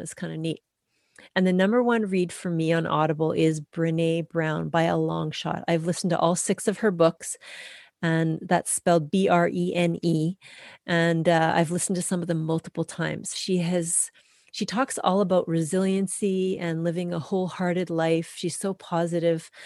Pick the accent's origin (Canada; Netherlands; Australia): Canada; I'm a Canadian through and through.